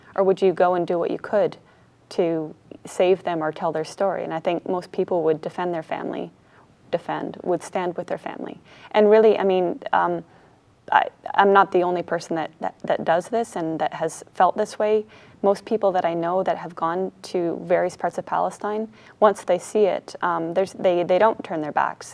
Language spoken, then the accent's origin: English; Canada; moved away as an adult; also born or lived in United States; I was born in the States, I grew up in Canada